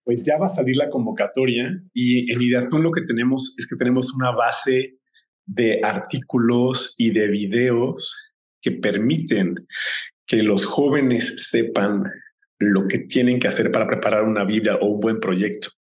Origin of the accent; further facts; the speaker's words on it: Mexico; como, como mexicanos